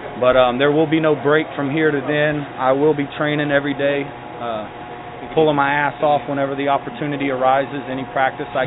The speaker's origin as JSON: {"language": "English", "town": "Sylacauga", "region": "Alabama", "country": "United States", "said": "Alabama, Sylacauga"}